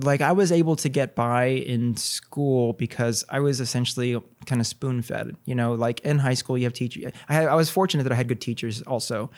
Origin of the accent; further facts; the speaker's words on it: Corpus Christi, Texas, United States; also born or lived in Houston / Pennsylvania / Ohio; now in San Antonio, United States; I'm from Texas originally, born and raised in Corpus